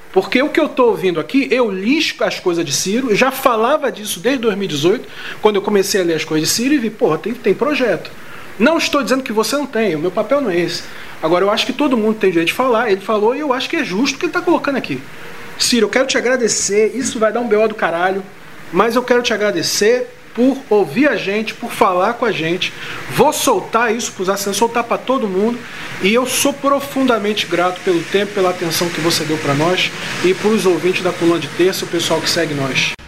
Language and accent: Portuguese; Rio de Janeiro, Brazil; inclusive no subúrbio do Rio de Janeiro, de onde eu venho. Inclusive, os primeiros sinais de política que eu vi na década de 80 foi por conta do PDT